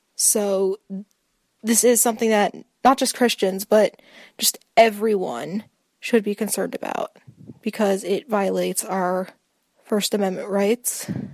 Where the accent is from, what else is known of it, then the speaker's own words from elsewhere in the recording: Philadelphia, Pennsylvania, United States; I was born here, so I'm a natural born citizen.